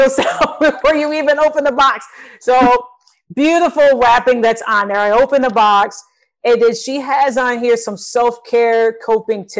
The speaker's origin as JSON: {"language": "English", "region": "Michigan", "country": "United States", "moved": "yes", "lives_now": "Texas, United States", "said": "I'm originally from Michigan. I'm here now in Texas."}